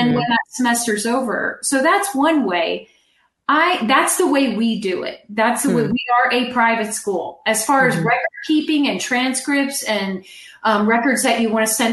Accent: California, United States; I'm from California.

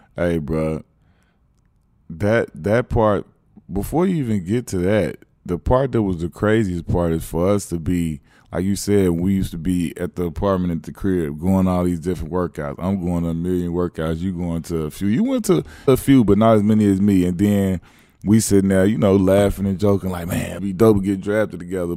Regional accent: Chicago, Illinois, United States; I grew up in Chicago.

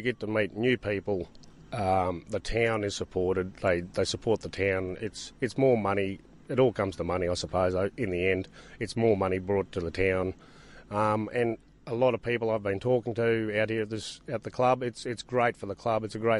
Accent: Tambo, Queensland, Australia; I'm fourth generation in Tambo.

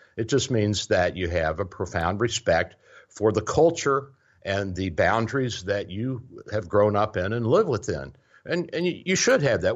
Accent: United States

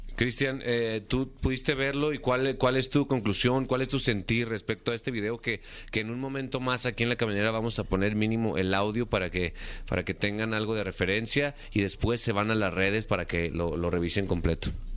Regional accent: Aguascalientes, Mexico; yo soy de Aguascalientes, México, un lugar que es conocido mundialmente como el lugar de la gente buena.

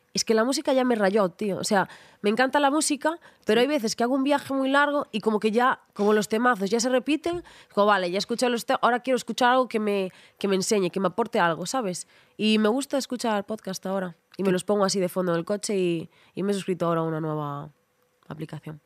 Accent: Ribeira, Galicia, Spain; also born or lived in A Coruña; en Ribeira, en mi pueblo, es una ciudad, pero es un pueblo, 30.000 habitantes.

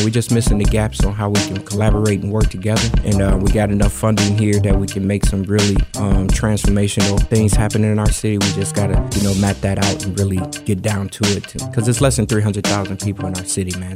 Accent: Gary, Indiana, United States; now in Madison, United States; I come from Gary, Indiana come through a lot of poverty, man. Lived in a house with no heat, no water

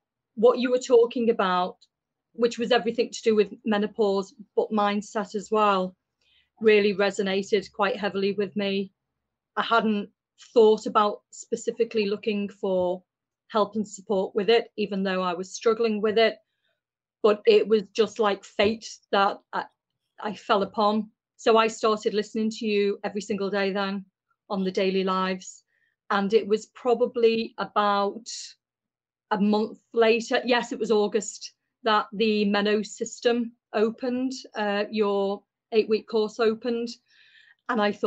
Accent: Liverpool, North West England, United Kingdom; I'm from Liverpool in the UK.

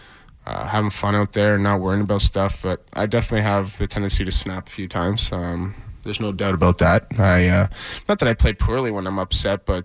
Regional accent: London, Ontario, Canada; moved away; I go back home to my hometown of London, Ontario

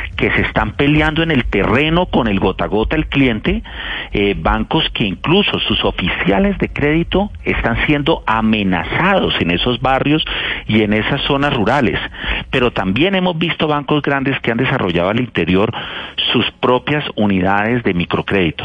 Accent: Cali, Valle del Cauca, Colombia; Yo soy de Cali

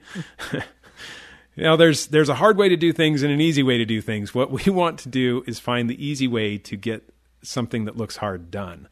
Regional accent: Chicago, Illinois, United States; I grew up in the Chicago area

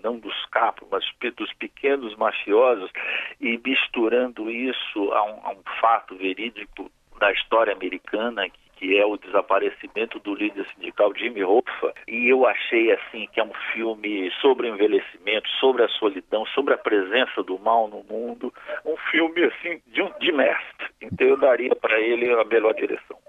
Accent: Brazil; Como brasileiro

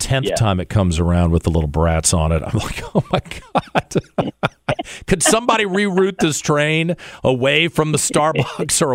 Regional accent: Richmond, Virginia, United States; moved away; I've been back 6 years doing this radio show in my hometown

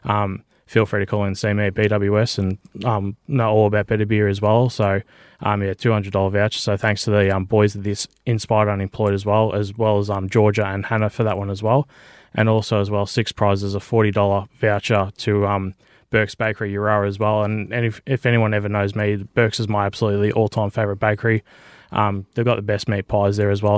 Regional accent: Benalla, Victoria, Australia; moved away; I'm born and raised in Benalla.

